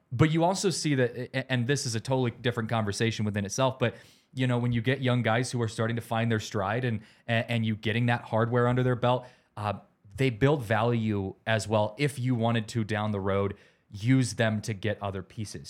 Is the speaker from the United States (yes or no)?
yes; West Coast, United States; now in Denver, United States; growing up on the West Coast with the Giants